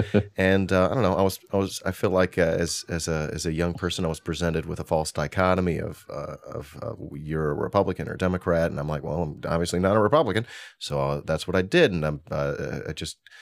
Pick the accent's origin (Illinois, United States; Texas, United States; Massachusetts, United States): Illinois, United States; Hoffman Estates; I'm from Hoffman Estates.